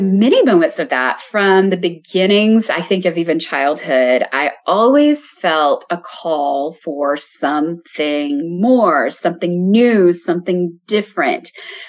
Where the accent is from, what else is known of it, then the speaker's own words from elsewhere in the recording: Alabama, United States; now in New York City, United States; knew, though, that I would move from my small town to a bigger city, perhaps even a new country. And I moved from Alabama to New York City.